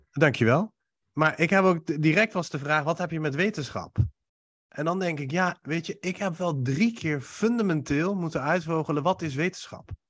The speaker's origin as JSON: {"language": "Dutch", "country": "Iran", "tie": "born or raised there", "moved": "yes", "lives_now": "Netherlands", "said": "ik kom oorspronkelijk uit Iran"}